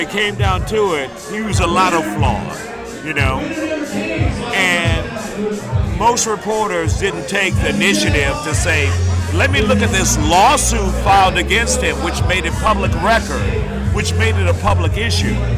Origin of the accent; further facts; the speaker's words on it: Baton Rouge, Louisiana, United States; moved away as an adult; My hometown is Baton Rouge, Louisiana, four and a half hours from Houston